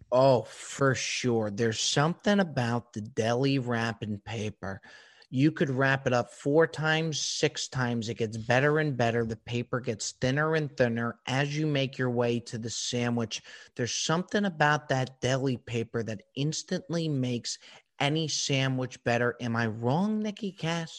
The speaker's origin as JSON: {"language": "English", "region": "New Jersey", "country": "United States", "said": "you're a Jersey guy, as am"}